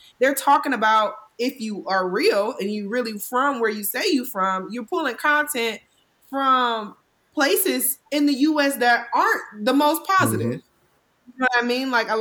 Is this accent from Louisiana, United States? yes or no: no; Cleveland, Ohio, United States; I'm not from New York. I'm from Cleveland